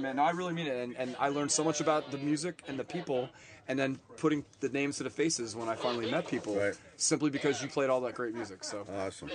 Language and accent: English; the Poconos, Pennsylvania, United States; moved away as an adult; also born or lived in New Jersey / New York City; now in Florida, United States; I grew up in Pennsylvania and lived there all through high school